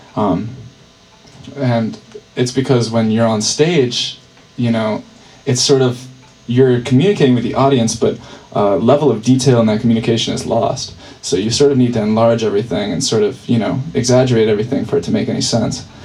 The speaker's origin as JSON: {"language": "English", "town": "Burlington", "region": "Vermont", "country": "United States", "said": "I'm from Burlington, so um, I had a set at my at my folks' home"}